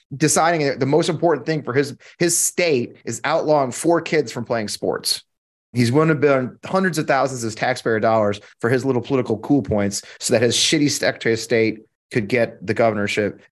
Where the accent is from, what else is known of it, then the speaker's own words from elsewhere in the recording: Missouri, United States; moved away as an adult; I swore I'd never move back to Missouri, but I'm here.